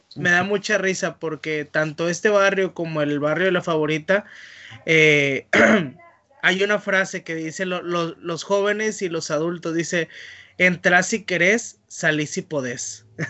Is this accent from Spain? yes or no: no; northern Mexico, Mexico; moved away as an adult; now in Mendoza, Argentina; uno como mexicano eh, norteño